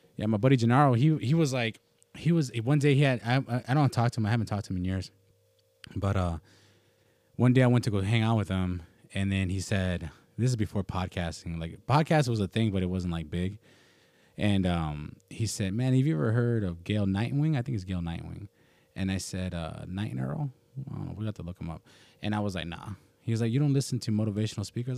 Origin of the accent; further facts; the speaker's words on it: United States; as an American